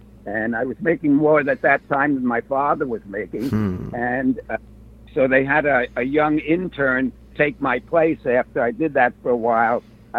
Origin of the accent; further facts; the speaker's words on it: New York City, New York, United States; Well, I was raised in New York City, as you can probably tell from the way I talk.